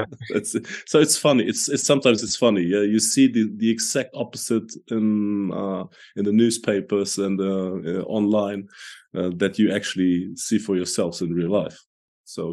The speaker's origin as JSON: {"language": "English", "country": "Germany", "also_born_or_lived": "Hanover", "said": "I'm from Germany, and I live here in Hanover"}